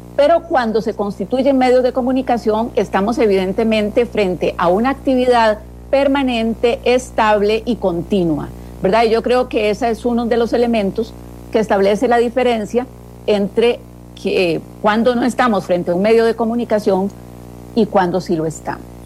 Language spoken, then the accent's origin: Spanish; Costa Rica; como Estado costarricense